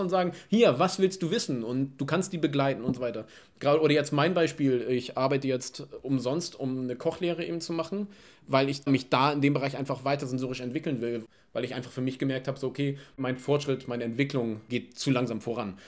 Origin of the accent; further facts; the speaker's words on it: Germany; wir als Deutsche